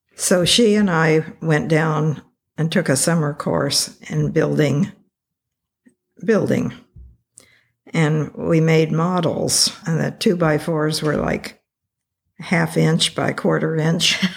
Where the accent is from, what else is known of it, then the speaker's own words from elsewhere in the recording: Taft, California, United States; I grew up in Taft, California. Well, not even in Taft, outside of Taft